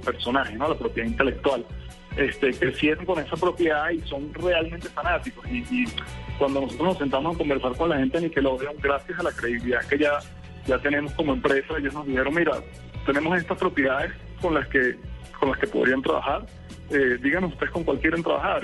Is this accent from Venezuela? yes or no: yes; Caracas, Capital District, Venezuela; moved away as an adult; now in Colombia; Yo soy de, Caracas, soy venezolano, pero tengo ya cuatro años aquí en, Colombia.